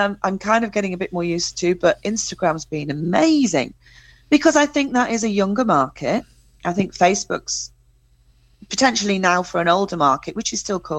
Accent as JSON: {"language": "English", "region": "England", "country": "United Kingdom", "said": "as an English, I have that English thing"}